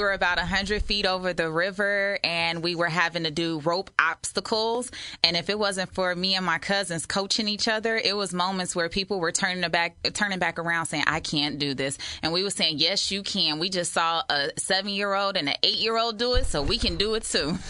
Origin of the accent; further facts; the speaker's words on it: Maywood, Illinois, United States; moved away as an adult; also born or lived in Carbondale, Illinois; now in Springfield, United States; I'm from Chicago, uh, Maywood to be specific